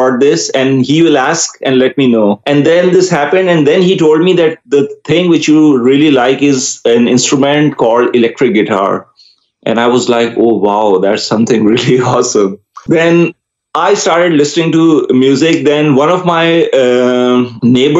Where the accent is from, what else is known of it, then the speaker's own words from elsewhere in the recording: Karachi, Sindh, Pakistan; first language Urdu; English is a second language; I grew up, I was born in Karachi, Pakistan.